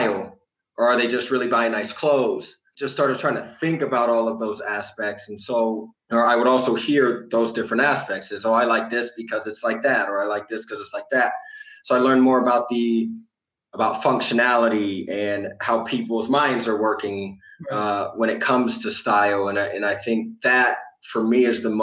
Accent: Midwest, United States; moved away as an adult; where I grew up in the Midwest

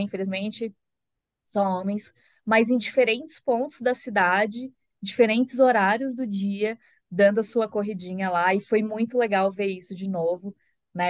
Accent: Florianópolis, Santa Catarina, Brazil; moved away; eu sou de Floripa. Então, eu também cresci no mar

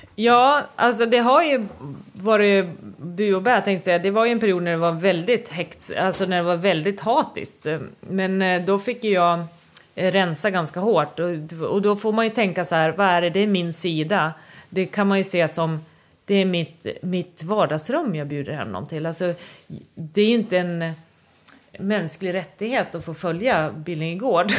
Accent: Sweden; jag är otroligt stolt svensk bonde

